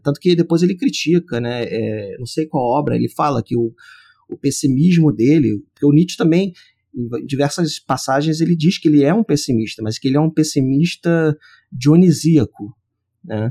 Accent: Brazil; nós que somos brasileiros

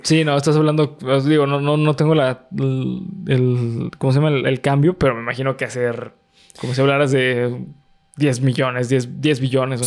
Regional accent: Mexico; como mexicano

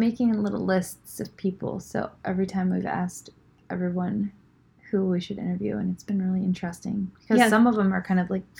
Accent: Michigan, United States; I'm coming from Michigan.

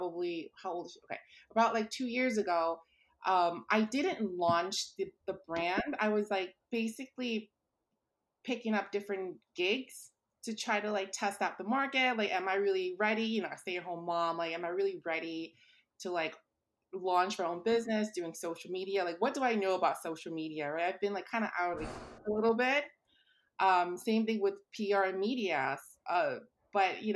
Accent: New York City, New York, United States; I was born and raised in Brooklyn.

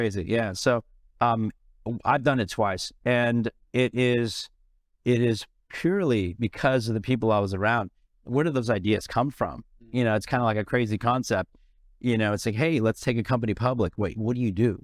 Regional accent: San Francisco, California, United States; moved away as an adult; also born or lived in India; now in Los Angeles, United States; I grew up in San Francisco

